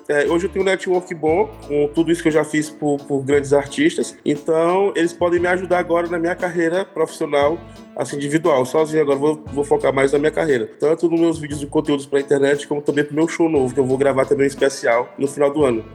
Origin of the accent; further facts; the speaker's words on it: Teresina, Piauí, Brazil; moved away as an adult; now in São Paulo, Brazil; sou de Teresina